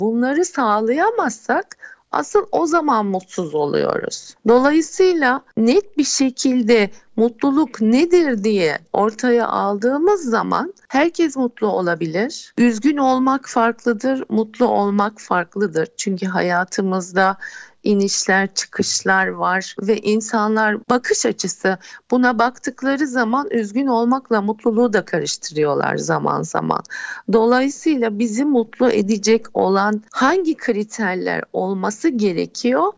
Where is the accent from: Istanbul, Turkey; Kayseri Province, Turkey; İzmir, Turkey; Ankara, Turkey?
Istanbul, Turkey; also born or lived in London; İstanbul doğumluyum. İlk orta ve lise eğitim dönemimi İstanbul'da tamamladım.